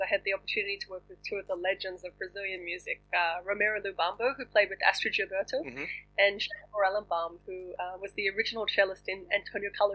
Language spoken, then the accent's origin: English; Australia; moved away as an adult; also born or lived in Boston, United States / Paris, France / London, United Kingdom; now in Los Angeles, United States; I left Australia, which is my home country.